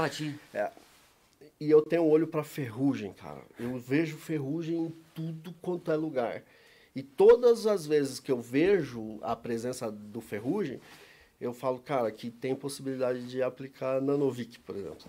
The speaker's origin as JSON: {"language": "Portuguese", "region": "São Paulo", "country": "Brazil", "tie": "born or raised there", "moved": "as an adult", "lives_now": "Curitiba, Brazil", "said": "mas eu sou paulista, nasci em São Paulo"}